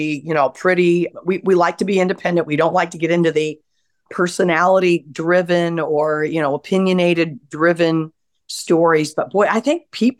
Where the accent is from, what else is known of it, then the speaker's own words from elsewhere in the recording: Edwardsburg, Michigan, United States; moved away as an adult; also born or lived in Colorado; now in Indianapolis, United States; I grew up on a little lake called Eagle Lake in Edwardsburg, Michigan